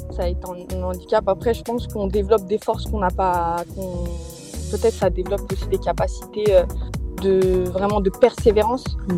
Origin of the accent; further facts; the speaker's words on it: Créteil, Île-de-France, France; J'ai grandi à Créteil en 94